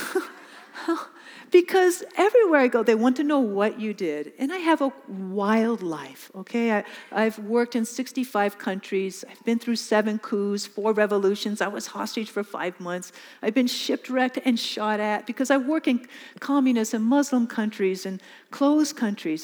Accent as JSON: {"language": "English", "region": "California", "country": "United States", "moved": "as an adult", "lives_now": "Mozambique", "said": "I'm from California."}